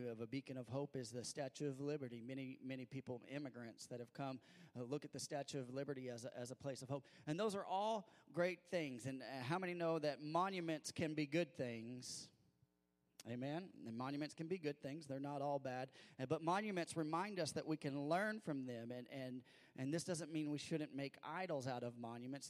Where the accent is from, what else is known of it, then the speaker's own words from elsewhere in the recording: Missouri, United States; growing up in Missouri